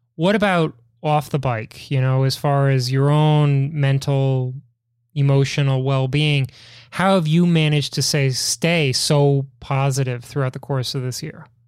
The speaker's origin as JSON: {"language": "English", "town": "Chicago", "region": "Illinois", "country": "United States", "tie": "born or raised there", "said": "my hometown in Chicago"}